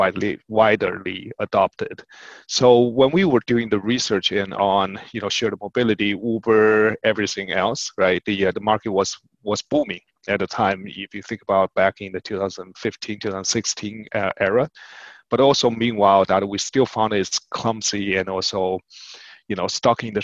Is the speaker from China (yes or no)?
yes; China; moved away as an adult; now in United States; We grew up in China, moving in the US in our adulthood